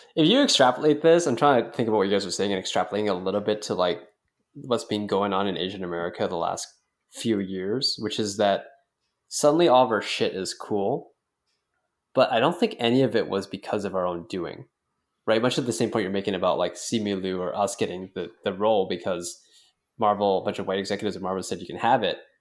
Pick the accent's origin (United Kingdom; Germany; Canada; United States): Canada; as a Canadian